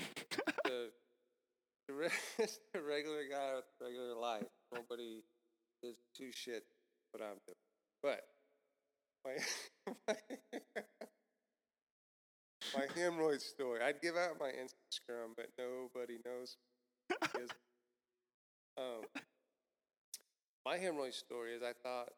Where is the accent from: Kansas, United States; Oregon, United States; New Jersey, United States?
Kansas, United States; Mount Hope; moved away as an adult; now in Atlanta, United States; I grew up in, I'm from Kansas, Wichita, Kansas, a small town outside of Wichita, Kansas, Mount Hope.